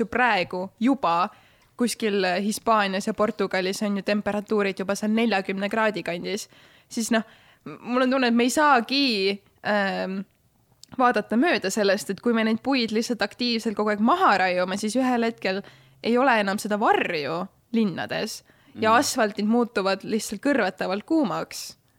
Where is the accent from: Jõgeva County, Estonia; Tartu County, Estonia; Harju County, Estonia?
Harju County, Estonia; Tallinn; ma ikkagi sündisin Tallinnas ja ma kasvasin üles äh, majas, mis asus Tallinnast ühe kilomeetri kaugusel